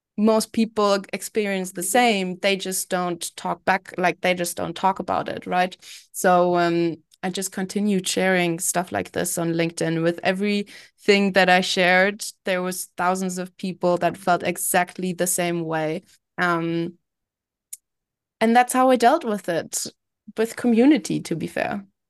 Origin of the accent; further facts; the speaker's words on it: Berlin, Germany; moved away as an adult; also born or lived in London; I was born and raised in Berlin. I then moved to London to study